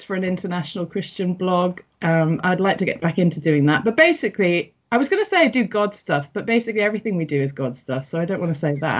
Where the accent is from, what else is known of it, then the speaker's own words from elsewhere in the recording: St Helens, North West England, United Kingdom; moved away; also born or lived in Everton, Liverpool; I was born in Everton in the Liverpool area, and I grew up in St Helens, which is a massive town